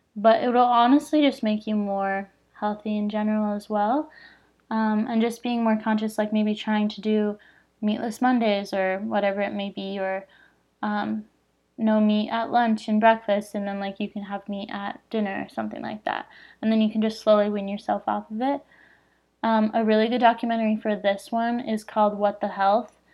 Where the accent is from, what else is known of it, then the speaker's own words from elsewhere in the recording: Phoenix, Arizona, United States; I'm from Phoenix